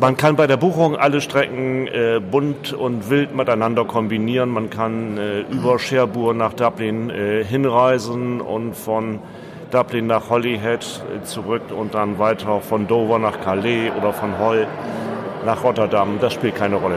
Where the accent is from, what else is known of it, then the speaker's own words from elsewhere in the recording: Bremen, Germany; ich komme aus Bremen